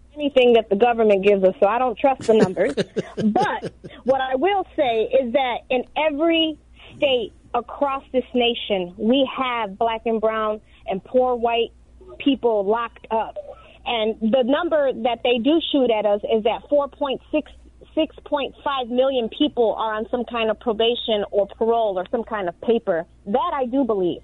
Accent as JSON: {"language": "English", "town": "Chicago", "region": "Illinois", "country": "United States", "tie": "born or raised there", "said": "I grew up in South Chicago"}